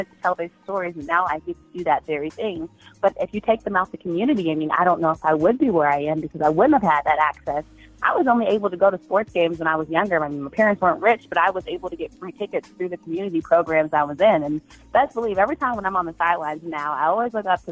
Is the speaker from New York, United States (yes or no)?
no; Montgomery County, Maryland, United States; I am from Montgomery County, Maryland